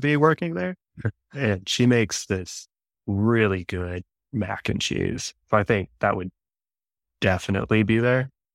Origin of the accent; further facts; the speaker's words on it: Dallas, Texas, United States; growing up in Dallas, it's like suburbia